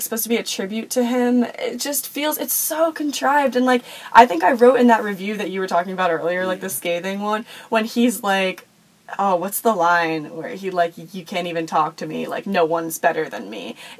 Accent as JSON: {"language": "English", "town": "Philadelphia", "region": "Pennsylvania", "country": "United States", "said": "I am from Philadelphia"}